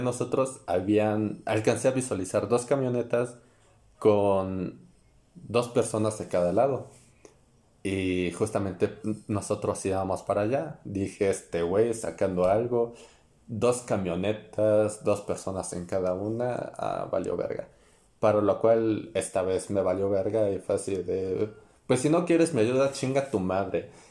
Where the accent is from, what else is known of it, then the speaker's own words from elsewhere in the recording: State of Mexico, Mexico; somos del Estado de México